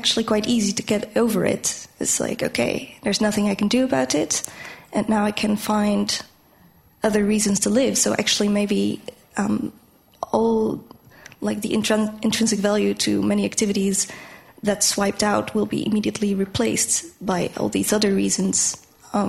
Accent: Netherlands; I'm from the Netherlands, and I'm just on holiday

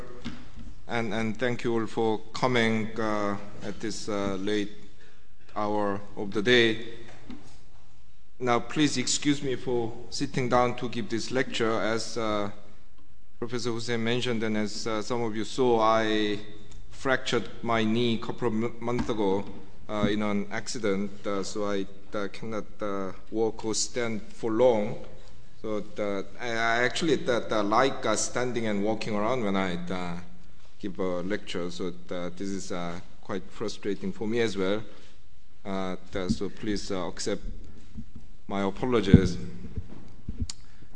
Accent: South Korea; moved away as an adult; now in United Kingdom; whenever I told people that I was from Korea

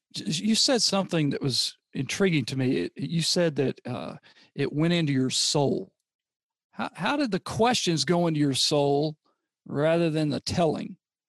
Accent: Tennessee, United States; my home state of Tennessee

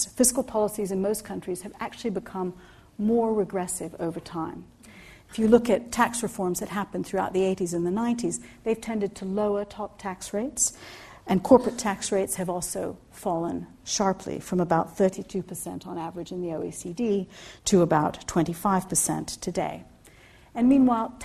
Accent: Egypt; now in United Kingdom; I was born in Egypt

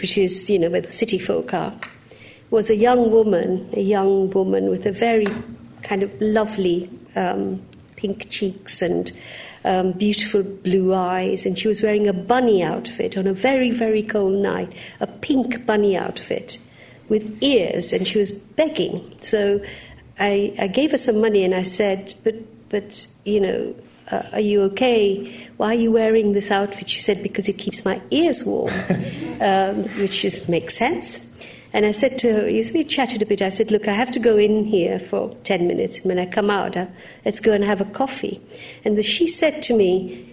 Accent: Uganda; now in United Kingdom; I was born in Uganda

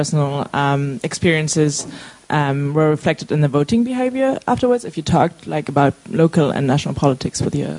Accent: Germany; moved away as an adult; now in London, United Kingdom; I'm from Germany.

